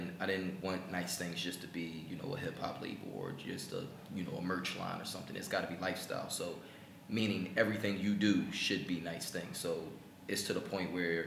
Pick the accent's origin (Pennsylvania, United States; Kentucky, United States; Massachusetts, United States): Pennsylvania, United States; Philadelphia; I'm from Philly